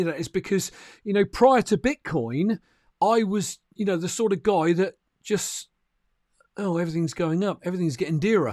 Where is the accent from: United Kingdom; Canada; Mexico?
United Kingdom; as a Brit